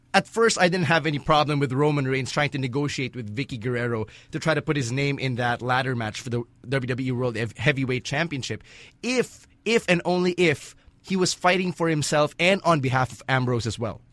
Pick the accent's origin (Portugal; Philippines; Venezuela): Philippines; a Pinoy born and raised in the Philippines